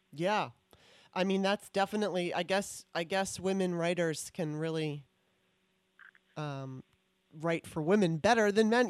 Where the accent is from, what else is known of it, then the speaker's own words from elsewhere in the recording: California, United States; moved away as an adult; also born or lived in Maryland; now in Washington, D.C., United States; I was from Maryland, moved out to California when I was nine in '77, and then moved back to the D.C. area um, in 2018